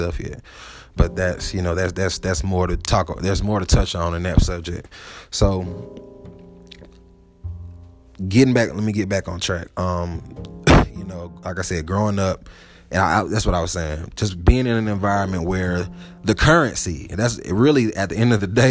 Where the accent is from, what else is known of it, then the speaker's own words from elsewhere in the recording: Atlanta, Georgia, United States; moved away as an adult; also born or lived in Huntsville; growing up in Atlanta